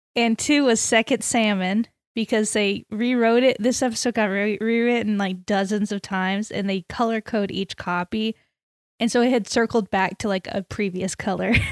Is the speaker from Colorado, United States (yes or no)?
no; Texas, United States; we're from Texas